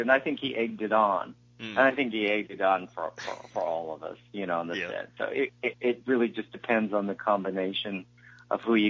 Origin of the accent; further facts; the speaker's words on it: Utah, United States; I was from Utah